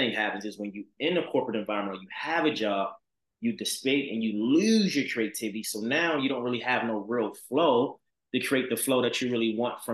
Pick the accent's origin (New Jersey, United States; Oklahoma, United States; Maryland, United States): Maryland, United States; Baltimore; I'm from Baltimore